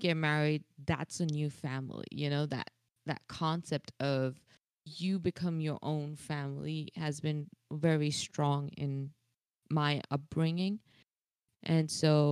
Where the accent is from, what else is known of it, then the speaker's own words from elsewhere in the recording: India; As an Indian